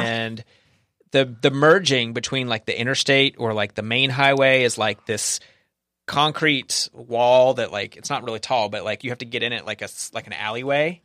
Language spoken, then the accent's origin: English; the American South, United States; I'm from the South, so about ten percent, um, Hispanic